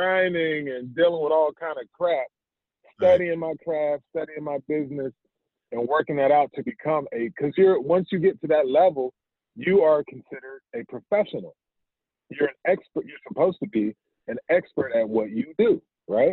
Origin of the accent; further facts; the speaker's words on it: Fayetteville, North Carolina, United States; also born or lived in Wilmington, North Carolina; I'm actually from Fayetteville, North Carolina. And that was a transplant to Wilmington